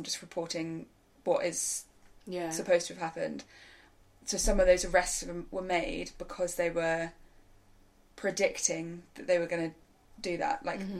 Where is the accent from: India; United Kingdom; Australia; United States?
United Kingdom; New Forest, Hampshire, South East England; I grew up in the New Forest.